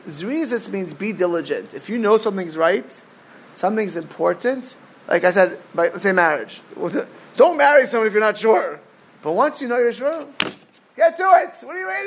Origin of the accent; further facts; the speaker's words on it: South Florida, United States; I grew up in South Florida watching people waste away